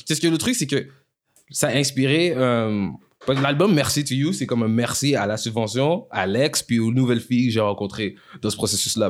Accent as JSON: {"language": "French", "region": "Quebec", "country": "Canada", "tie": "born or raised there", "first_language": "French", "said": "je suis, Québécois, mais je suis né ici"}